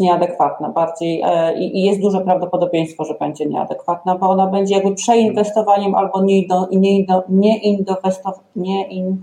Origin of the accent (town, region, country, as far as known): Ustrzyki Dolne, Subcarpathian Voivodeship, Poland; born or raised there